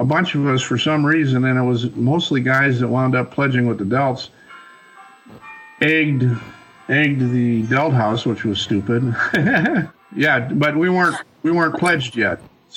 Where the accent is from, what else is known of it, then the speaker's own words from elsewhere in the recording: Milwaukee, Wisconsin, United States; moved away as an adult; also born or lived in Appleton, Wisconsin; now in Colorado, United States; I grew up in Milwaukee, and then we moved to Appleton when I was a senior in high school